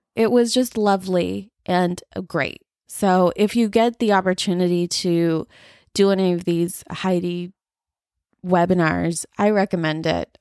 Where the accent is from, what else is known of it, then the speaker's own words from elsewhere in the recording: United States; I'm a first generation, um, like, Indian American here